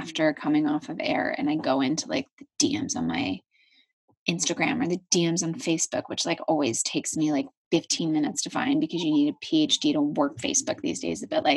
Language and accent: English; Philadelphia, Pennsylvania, United States; I grew up in Philadelphia and I'm an Eagles fan